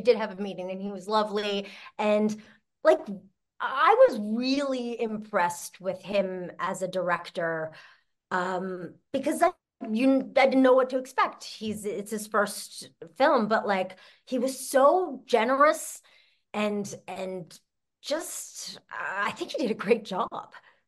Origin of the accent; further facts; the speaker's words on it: Canada; I'm Canadian, too.